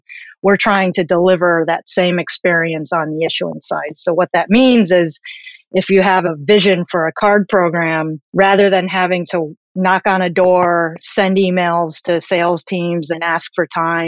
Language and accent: English; Chicago, Illinois, United States; also born or lived in Tokyo / New Jersey / New York; now in San Francisco, United States; I am Japanese American and I grew up in the suburbs of Chicago.